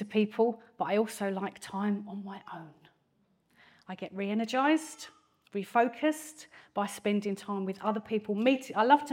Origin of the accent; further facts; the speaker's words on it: Grays, East of England, United Kingdom; accent: strong Essex accent; Born and raised in Grays, Thurrock, Essex. I haven't moved very far.